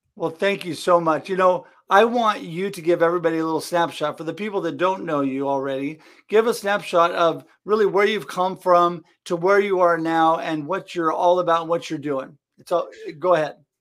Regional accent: Oregon, United States; I come from Oregon

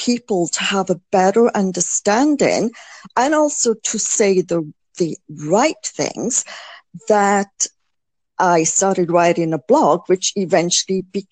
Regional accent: United Kingdom; as a Brit, I mean, this is what we were always brought up to do.

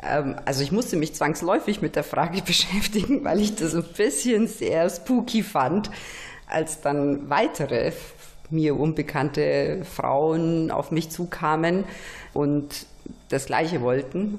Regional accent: Romania; also born or lived in Nuremberg, Germany; now in Germany; wie ich in Rumänien aufgewachsen bin im Kommunismus

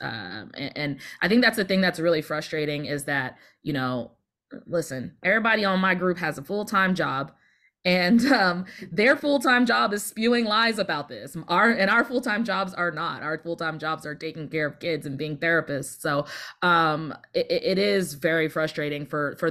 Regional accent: Plano, Texas, United States; I grew up in Plano

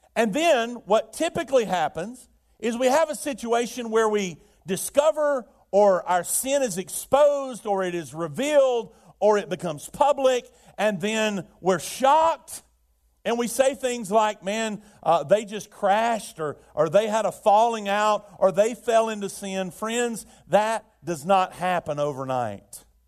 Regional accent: Birmingham, Alabama, United States; I remember it as a child, uh, in, uh, growing up in Birmingham, we had the steel mills

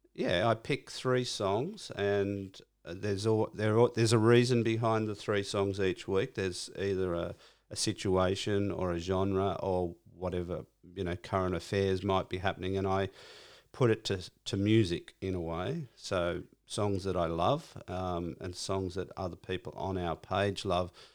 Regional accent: Cronulla, New South Wales, Australia; I'm from Cronulla.

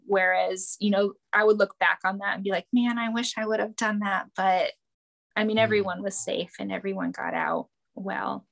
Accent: near Green Bay, Wisconsin, United States; accent: Wisconsin; Growing up near Green Bay

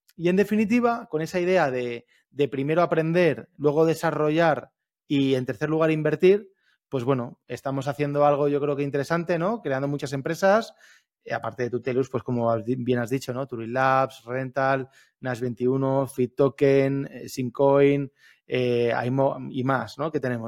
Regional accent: Alicante, Valencian Community, Spain; yo soy de Alicante

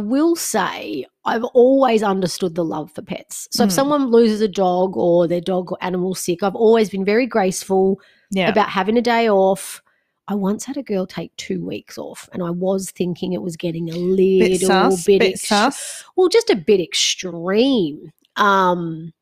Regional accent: Melbourne, Victoria, Australia; now in Queensland, Australia; I was in Melbourne. I grew up in Melbourne.

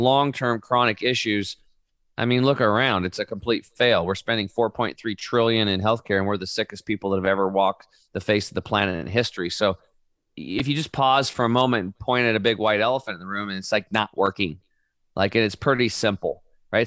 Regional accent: Oregon, United States; I grew up in Oregon on a small cattle and hay farm

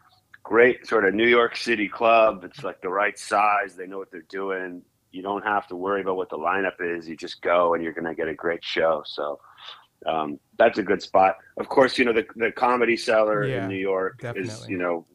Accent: Toronto, Ontario, Canada; moved away as an adult; also born or lived in Calgary, Alberta; now in United States; I grew up in Canada, and I guess more specifically, I was born and went to high school in Toronto. But between that, like when I was little, we moved to Western Canada for a few years there. So I spent a little time in Calgary, Alberta, and then back to Toronto

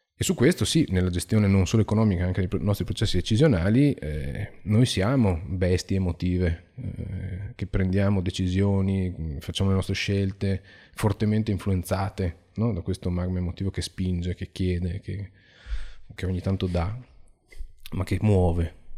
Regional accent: Venice, Veneto, Italy; vengo da Venezia

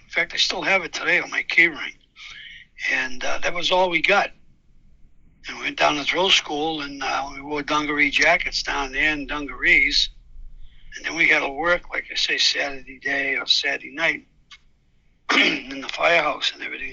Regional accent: Cambridge, Massachusetts, United States; I grew up in Cambridge

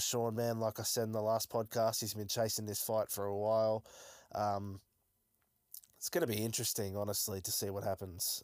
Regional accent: Melbourne, Victoria, Australia; I am from Melbourne

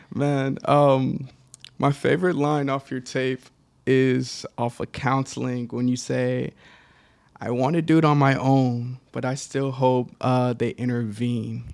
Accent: Dallas, Texas, United States; I grew up in Dallas

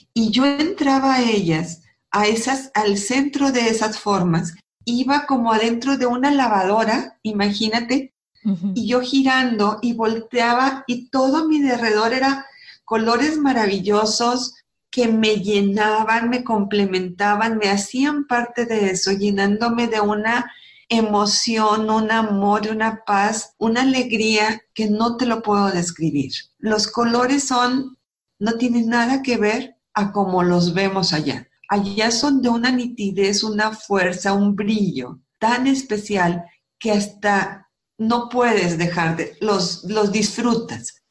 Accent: Múzquiz, Coahuila, Mexico; moved away; also born or lived in Silao, Guanajuato / Monterrey, Nuevo León; nací en Silao, crecí en Musquis, Coahuila, y me vine a estudiar a Monterrey

